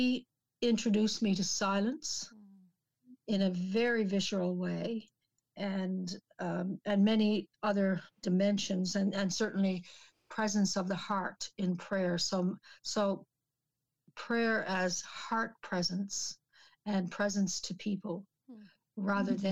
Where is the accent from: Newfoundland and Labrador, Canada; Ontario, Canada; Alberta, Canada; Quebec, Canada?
Newfoundland and Labrador, Canada; St. John's; moved away; we actually lived in the city in St. John's